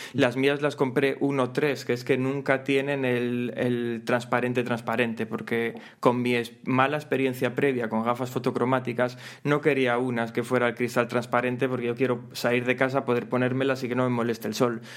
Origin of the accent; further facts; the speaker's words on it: Gijón, Asturias, Spain; yo soy de Gijón